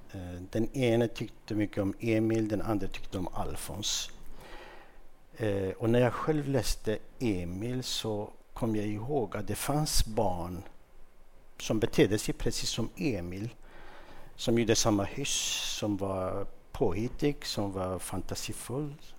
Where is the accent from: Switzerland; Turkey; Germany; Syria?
Turkey; Mardin; first language Kurdish; Swedish is a second language; moved away as an adult; now in Sweden; i min hemstad, i, i Mardin